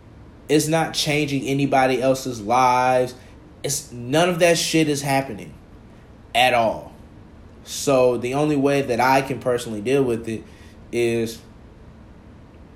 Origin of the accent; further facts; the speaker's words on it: College Park, Georgia, United States; also born or lived in Atlanta, Georgia; I'm from the South Side, bro. College Park, Georgia